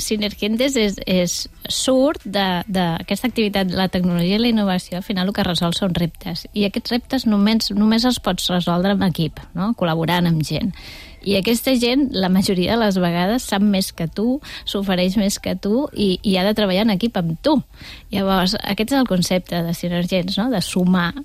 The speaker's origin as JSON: {"language": "Catalan", "town": "Torredembarra", "region": "Catalonia", "country": "Spain", "said": "des del meu poble, des de Torre d'Embarra."}